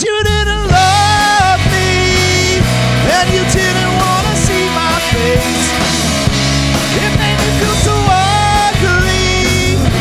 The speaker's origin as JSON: {"language": "English", "town": "Anchorage", "region": "Alaska", "country": "United States", "tie": "born or raised there", "said": "I was born in Anchorage, Alaska."}